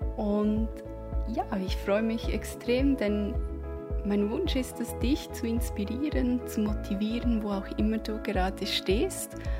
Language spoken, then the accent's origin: German; Switzerland; accent: Swiss; man wird natürlich meinen Schweizer Akzent immer wieder hören können